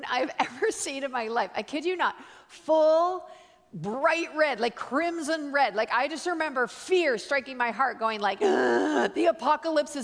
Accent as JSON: {"language": "English", "country": "Canada", "said": "I'm Canadian"}